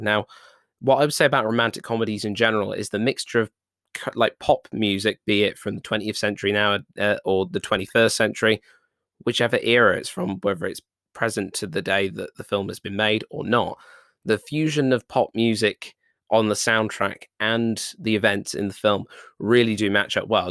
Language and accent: English; United Kingdom; I'm British